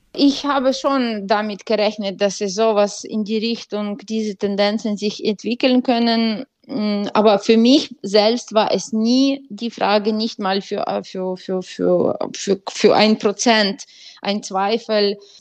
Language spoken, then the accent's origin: German; Ukraine; moved away